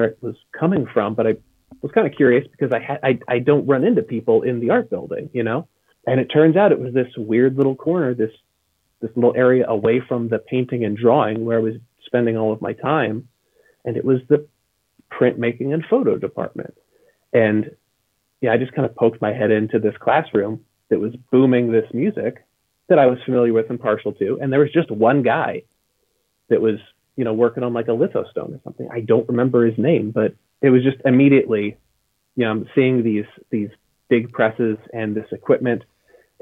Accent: near Edwardsville, Illinois, United States; I went to the closest school to my hometown, and that was Southern Illinois University in Edwardsville

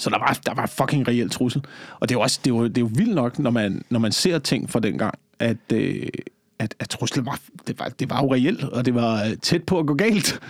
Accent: Slagelse, Zealand, Denmark; I Slagelse, hvor jeg voksede op

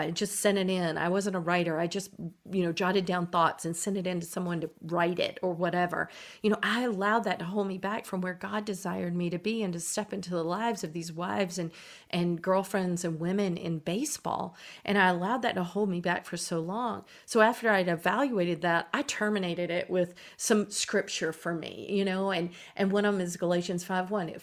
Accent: Eastern North Carolina, United States; I grew up in Eastern North Carolina

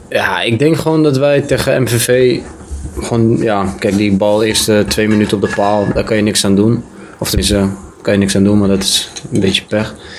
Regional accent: Amsterdam, North Holland, Netherlands; moved away as an adult; also born or lived in Belgium; now in Kerkrade, Netherlands; ik kom uit Amsterdam.

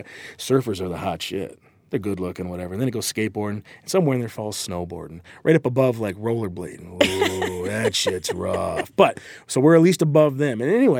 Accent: Michigan, United States; I'm from Michigan. From Lake Michigan, you know

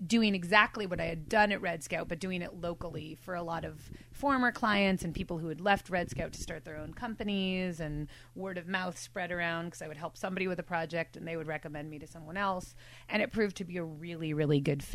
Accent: New York City, New York, United States; now in Bay Area, United States; I grew up in New York City

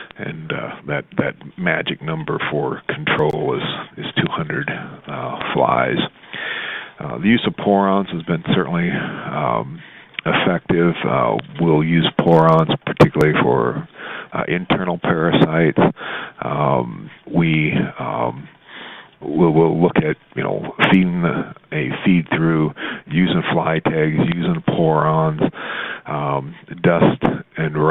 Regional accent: Southwest, United States; I grew up in the Southwest, and I was probably 20 before I lived in a house

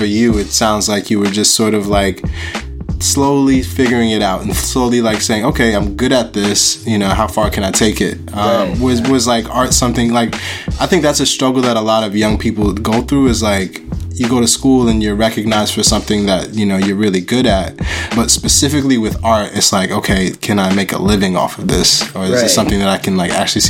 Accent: Buffalo, New York, United States; I was born in Buffalo, so like not too far away.

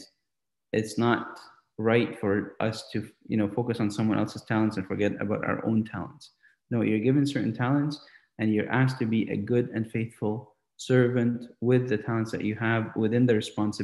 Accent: St. Catharines, Ontario, Canada; growing up in St. Catharines, Canada, St. Catharines, Ontario, Canada

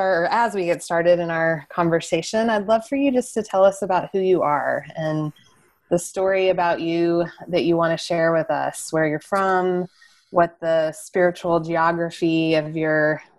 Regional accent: West Texas, United States; now in Nashville, United States; I'm from West Texas. And so I resonate deeply with that open sky and big horizon and have been shaped by that in my faith as well. And of course, living here in Nashville

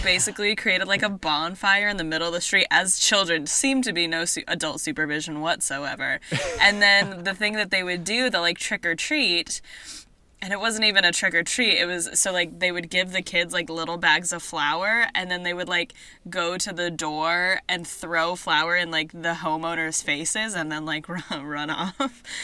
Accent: Idaho, United States; my hometown

